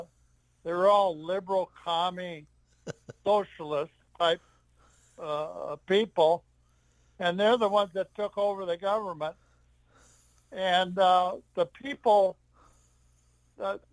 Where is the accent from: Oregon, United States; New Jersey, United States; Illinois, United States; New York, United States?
Oregon, United States; Portland; now in Minnesota, United States; And I grew up in Portland, Oregon. I can't believe how many people think that I'm from Minnesota. I said, no, Portland, Oregon